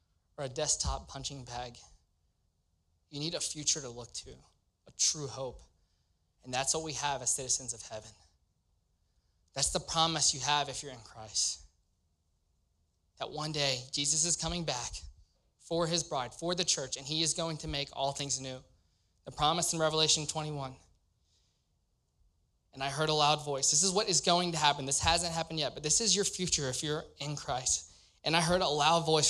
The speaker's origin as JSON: {"language": "English", "region": "Louisiana", "country": "United States", "tie": "born or raised there", "moved": "as an adult", "lives_now": "Cincinnati, United States", "said": "I'm from Louisiana, born and raised"}